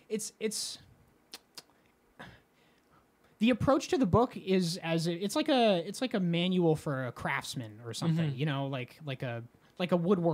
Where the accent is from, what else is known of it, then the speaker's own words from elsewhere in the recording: Las Cruces, New Mexico, United States; moved away as an adult; Las Cruces, my hometown